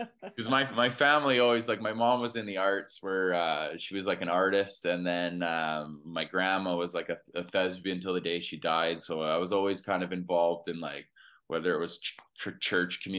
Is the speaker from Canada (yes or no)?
yes; Edmonton, Alberta, Canada; I grew up in Edmonton, Alberta, Canada